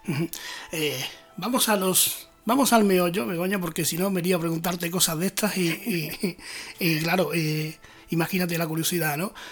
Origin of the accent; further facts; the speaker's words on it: Andalusia, Spain; mi tierra, por Andalucía